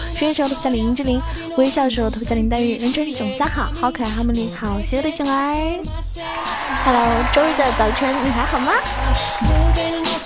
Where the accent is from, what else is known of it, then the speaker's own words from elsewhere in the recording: Zhejiang, China; 因为我是浙江人